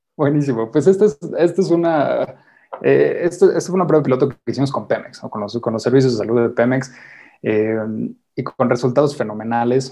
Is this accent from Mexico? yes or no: yes; Mexico; somos mexicanos